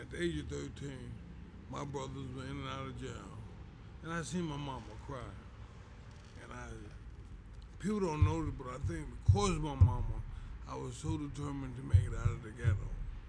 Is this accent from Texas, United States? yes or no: no; New York City, New York, United States; also born or lived in Brownsville; I grew up in East New York. I I moved to Brownsville maybe 2 years before I started getting recognition.